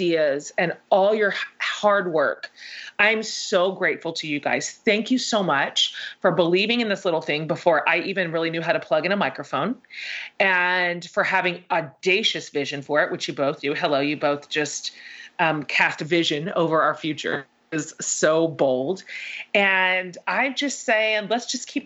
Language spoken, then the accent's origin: English; the South, United States; we're all from the South. We're all in the South.